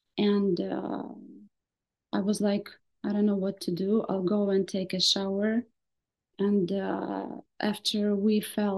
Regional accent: Kherson, Kherson Oblast, Ukraine; first language Russian; English is a second language; I was born in Kherson and yes.

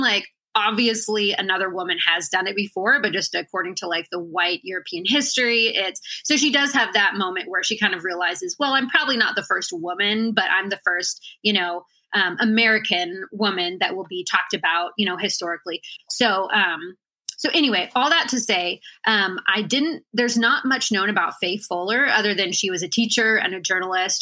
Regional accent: Washington, United States; moved away as an adult; also born or lived in Juneau, Alaska; I was born in Juneau, Alaska, and then um, I spent most of my growing up years in Washington. So, I think from about six to 18, I was in Washington

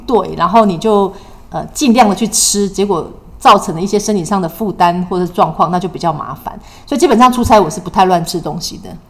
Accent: Taiwan; 我们台湾人也是非常热情，也是非常懂礼貌的人

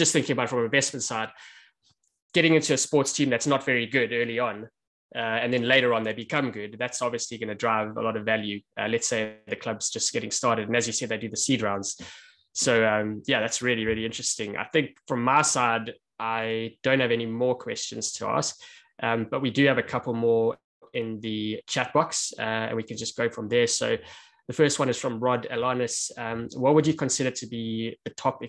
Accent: South Africa; as a South African

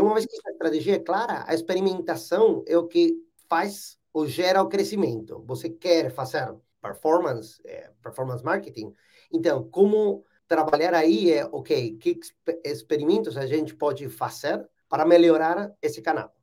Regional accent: Buenos Aires, Argentina; Portuguese is a second language; Eu sou argentino, nasci e morei toda a minha vida em Buenos Aires, alguns anos fora, mas a maior parte do tempo em Buenos Aires

